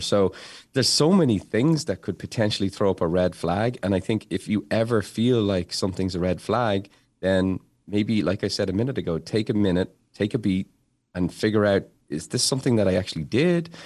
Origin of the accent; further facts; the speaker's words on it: Dublin, Leinster, Ireland; now in Massachusetts, United States; Growing up in Dublin, we just had clothes, but then when I moved to America